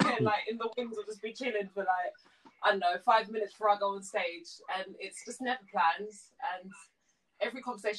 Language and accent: English; London, United Kingdom; So I grew up in North London.